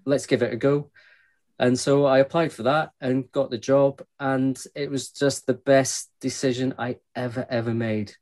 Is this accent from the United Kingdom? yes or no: yes; Glasgow, Scotland, United Kingdom; I grew up in Glasgow, uh, and as anybody knows, west coast of Scotland